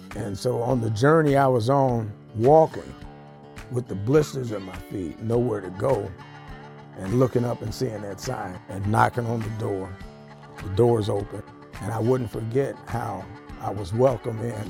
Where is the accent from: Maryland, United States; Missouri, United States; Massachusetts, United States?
Missouri, United States; Ferguson; I'm from Ferguson, Missouri.